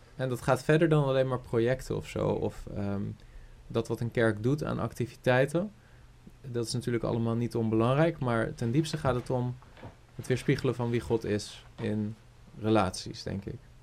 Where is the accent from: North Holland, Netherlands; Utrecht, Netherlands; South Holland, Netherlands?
South Holland, Netherlands; Rotterdam; ik ben opgegroeid in, in een uh, eh, vol evangelische kerk in Rotterdam. Rotterdam-Zuid